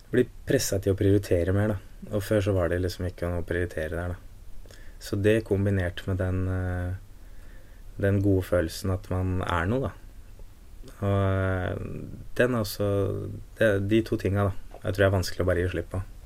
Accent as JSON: {"language": "Norwegian", "town": "Askim", "region": "Østfold", "country": "Norway", "tie": "born or raised there", "said": "Jeg vokste opp i Askim"}